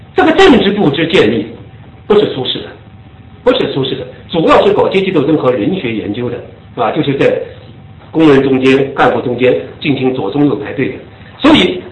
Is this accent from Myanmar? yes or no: no; China; 我们中国人